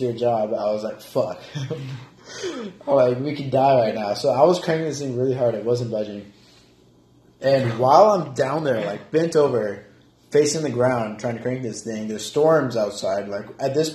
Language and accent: English; Auburn, Alabama, United States; moved away; my hometown, Auburn, in Alabama